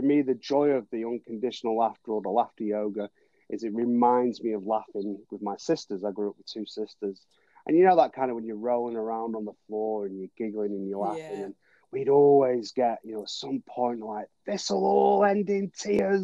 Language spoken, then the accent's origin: English; Manchester, North West England, United Kingdom; born or raised there; moved away as an adult; now in New Zealand